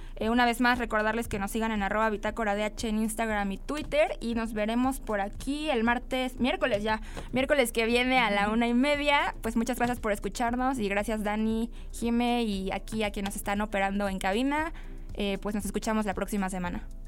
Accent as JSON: {"language": "Spanish", "country": "Mexico", "said": "hablando nosotros desde nuestro contexto mexicano"}